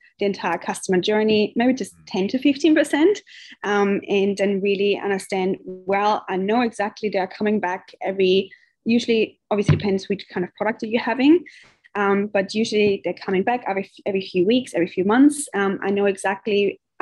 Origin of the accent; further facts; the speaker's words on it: Austria; moved away as an adult; also born or lived in Indonesia; now in Australia; I'm originally from Austria